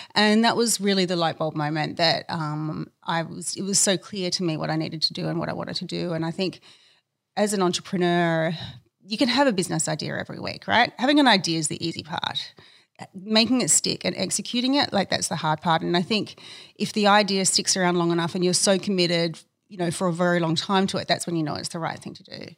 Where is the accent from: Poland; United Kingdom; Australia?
Australia; Adelaide, South Australia; I grew up in Adelaide, where I was born